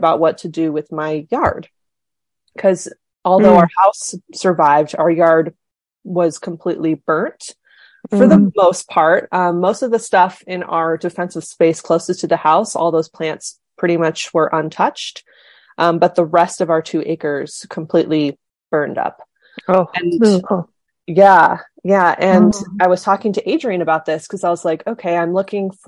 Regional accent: California, United States; I grew up in California. I grew up in the mountains of California

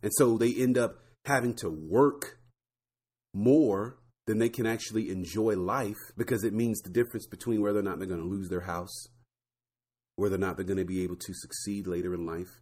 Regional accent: Florida, United States; I grew up in Florida

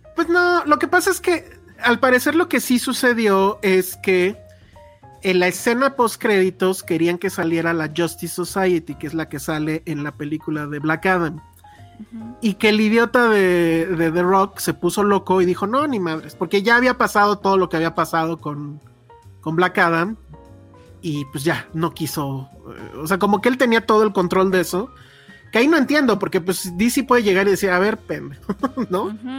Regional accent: Mexico; lo que en teoría somos los mexicanos

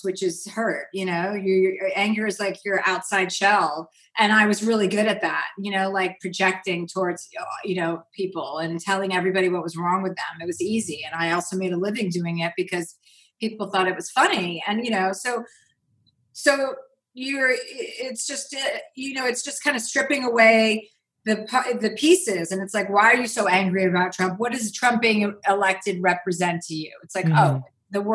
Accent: New Jersey, United States; I'm from New Jersey. I grew up with six kids.

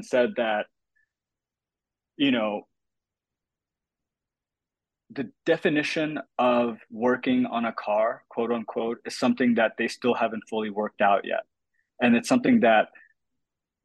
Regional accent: United States; me being an American sports fan

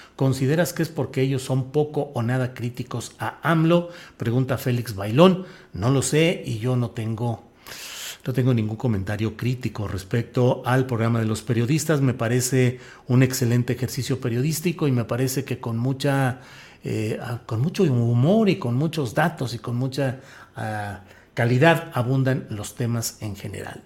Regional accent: Torreón, Coahuila, Mexico; also born or lived in San Luis Potosí / Mexico City; now in Zapopan, Mexico; Soy de la comarca, soy lagunero, nací ahí, ahí crecí y luego porque mi, mi padre tuvo que ir a trabajar desde San Luis Potosí, pues me asenté en San Luis Potosí

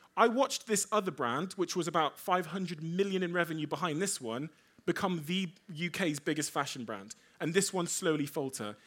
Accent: Devon, South West England, United Kingdom; also born or lived in Africa / Cornwall; I was born in Africa. I moved to the U K when I was a baby. I moved to Devon in Cornwall.

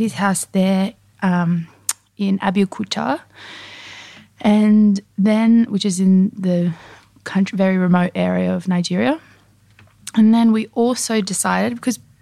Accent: Australia; now in France; as an Australian

